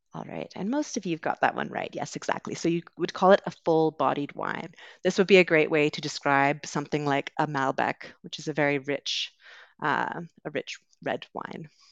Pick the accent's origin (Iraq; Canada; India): Canada; accent: Canadian; moved away as an adult; also born or lived in United Kingdom; I am originally from Canada, so you will hear a Canadian accent today